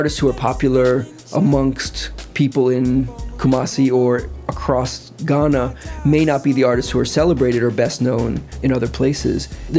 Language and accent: English; New York, United States; I'm from New York. I'm just visiting here.